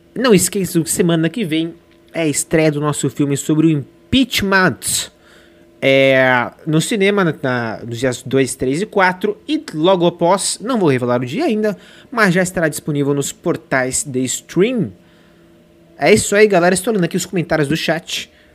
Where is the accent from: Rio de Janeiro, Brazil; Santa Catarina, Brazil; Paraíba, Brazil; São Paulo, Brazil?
São Paulo, Brazil; São José dos Campos; moved away as an adult; now in São Paulo, Brazil; São José dos Campos, ali para Matheus Rodrigues, minha cidade natal